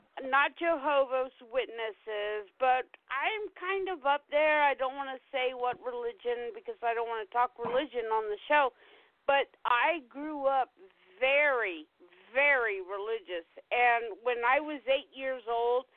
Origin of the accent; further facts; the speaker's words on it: South Carolina, United States; I grew up in South Carolina